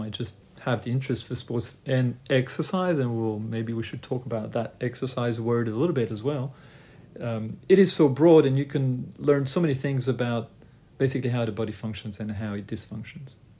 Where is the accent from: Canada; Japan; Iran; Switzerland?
Switzerland; Lausanne, Vaud; also born or lived in Croatia; I was trained in Lausanne, Switzerland initially. That's where I'm from, where I was born, but originally I'm from Croatia